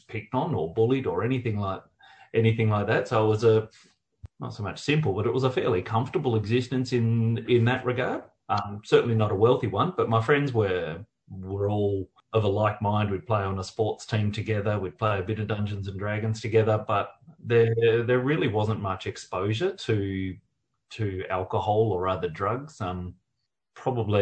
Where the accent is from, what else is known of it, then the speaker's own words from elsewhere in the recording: Perth, Western Australia, Australia; moved away as an adult; also born or lived in Victoria; So I grew up in Perth. I didn't move to Victoria until well into my 20s